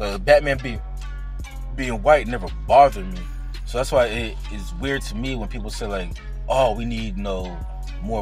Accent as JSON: {"language": "English", "town": "Hayward", "region": "California", "country": "United States", "tie": "born or raised there", "said": "I was born in Hayward, California."}